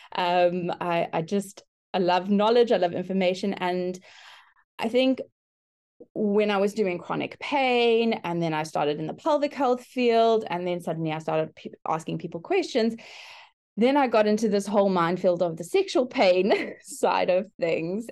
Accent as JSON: {"language": "English", "country": "South Africa", "moved": "as an adult", "lives_now": "Brisbane, Australia", "said": "I currently work in Brisbane, Australia, but I'm originally from South Africa. We've been living in Australia for the last two years"}